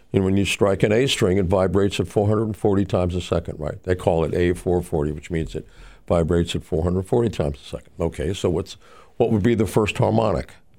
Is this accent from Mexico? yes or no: yes; Mexico City, Mexico; I grew up in Mexico City.